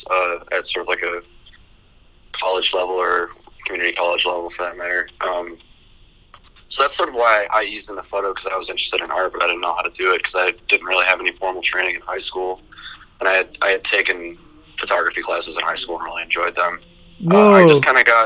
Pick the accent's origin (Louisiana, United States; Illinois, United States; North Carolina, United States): Illinois, United States; Elgin; moved away as an adult; also born or lived in DeKalb, Illinois; now in Iowa City, United States; I'm from Elgin, Illinois